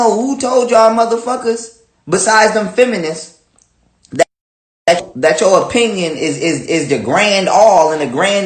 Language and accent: English; Buffalo, New York, United States; I'm from the United States, of course, Buffalo, New York, to be exact